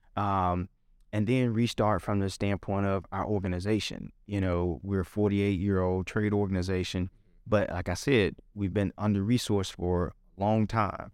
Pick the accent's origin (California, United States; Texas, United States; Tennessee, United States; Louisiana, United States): Tennessee, United States; Memphis; born or raised there